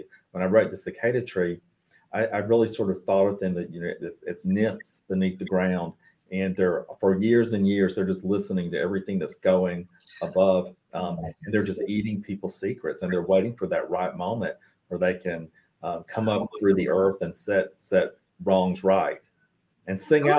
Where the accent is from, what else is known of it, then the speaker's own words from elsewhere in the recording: Cairo, Georgia, United States; We were covered up in Southwest Georgia, in my hometown of Cairo, with cicadas.